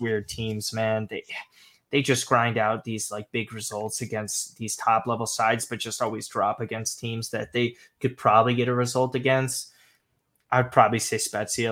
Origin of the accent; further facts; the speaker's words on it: United States; now in New York, United States; I'm American and in New York